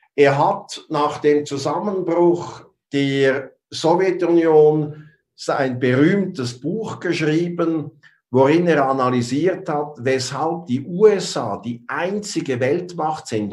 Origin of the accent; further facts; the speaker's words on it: Switzerland; ich bin Schweizer.